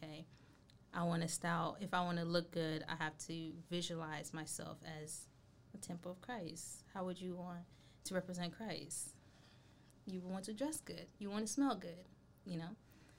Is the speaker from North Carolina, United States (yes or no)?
yes; North Carolina, United States; because when we came from North Carolina, when you come from a city, and not just that, a more diverse place